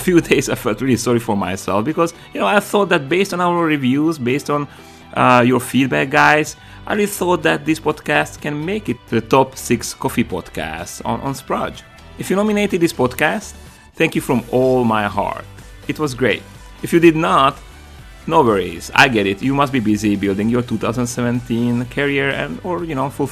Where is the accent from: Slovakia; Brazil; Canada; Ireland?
Slovakia; now in United States; we are both from Slovakia